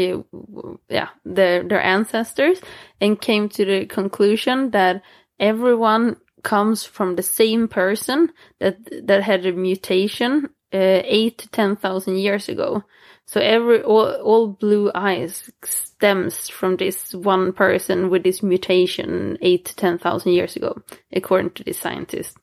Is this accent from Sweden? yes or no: yes; Småland, Sweden; English is a second language; moved away; I'm from Småland, even if I don't live there.